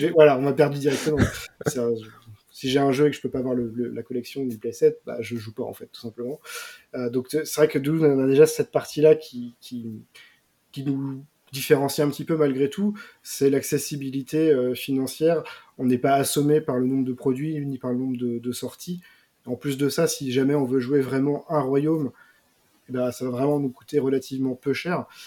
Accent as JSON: {"language": "French", "country": "France", "said": "nous, en tant que Français"}